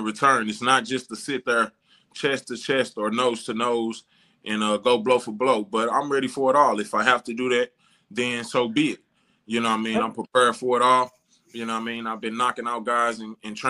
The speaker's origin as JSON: {"language": "English", "town": "St. Louis", "region": "Missouri", "country": "United States", "also_born_or_lived": "San Diego", "said": "I'm from St. Louis, Missouri"}